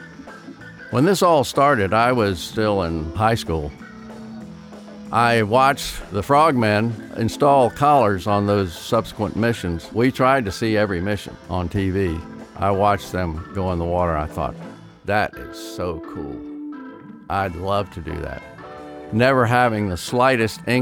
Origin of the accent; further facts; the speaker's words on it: Arlington, Virginia, United States; I'm from Arlington, Virginia, and I'm a retired Navy frogman